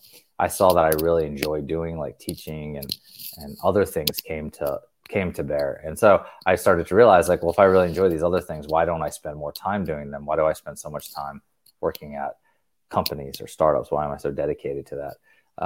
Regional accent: North Carolina, United States; also born or lived in Tennessee; So I came back to the Southeast where I grew up in North Carolina and Tennessee

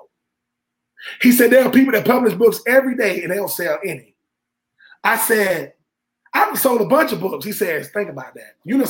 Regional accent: the South, United States; I'm from the South, so.

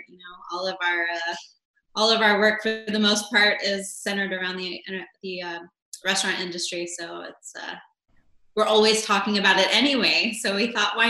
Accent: Houston, Texas, United States; moved away as an adult; also born or lived in Virginia; now in Dallas, United States; I am from Houston. Originally I'm from Virginia. We moved to Houston when I was in first grade. Grew up in the Cypress Creek area and really enjoyed it. Back then, it was kind of the sticks, Now it's very urban and crowded

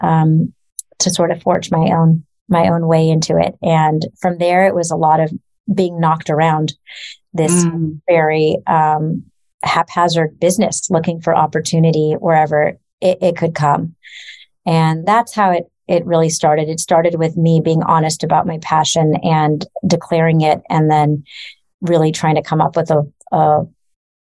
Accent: Los Angeles, California, United States; I grew up in Los Angeles

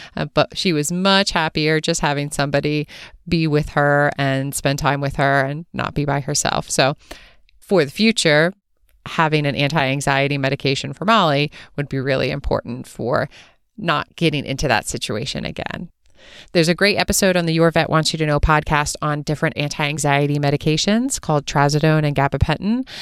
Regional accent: East Coast, United States; moved away as an adult; also born or lived in California; I'm originally from the East Coast, and when I moved to California for veterinary school

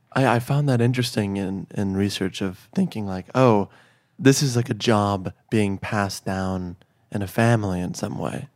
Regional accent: Chicago, Illinois, United States; I'm from Chicago.

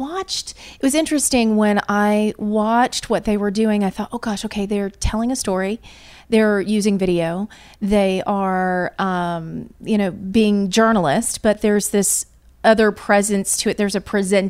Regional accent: Indiana, United States; also born or lived in Louisville, Kentucky; I am from Indiana originally.

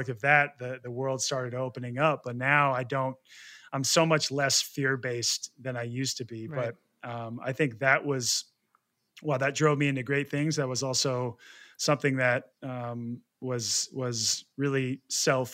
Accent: right outside of Portland, Oregon, United States; I grew up in right outside of Portland, Oregon

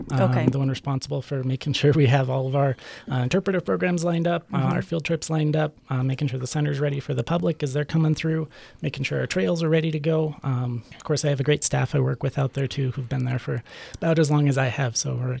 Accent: Helena, Montana, United States; now in Great Falls, United States; I grew up in Montana, grew up down in Helena

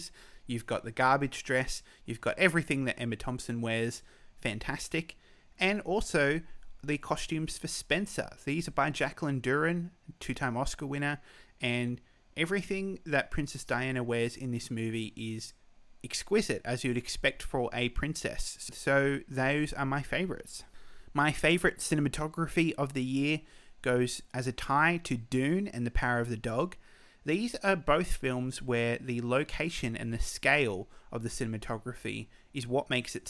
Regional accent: Australia; I'm Australian

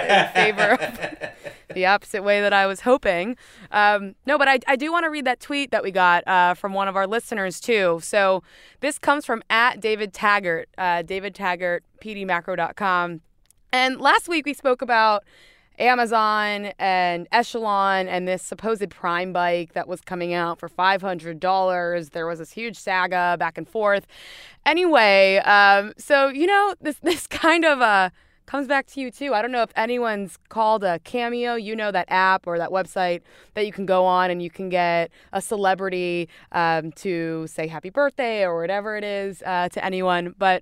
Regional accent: Florida, United States; I'm from South Florida, big Heat fan.

